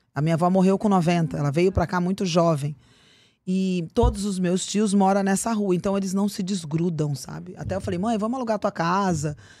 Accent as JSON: {"language": "Portuguese", "town": "Cuiabá", "region": "Mato Grosso", "country": "Brazil", "tie": "born or raised there", "moved": "yes", "lives_now": "São Paulo, Brazil", "said": "E eu morava em Cuiabá, Mato Grosso, sou de São Paulo. Meus pais foram para lá, eu tinha seis anos de idade"}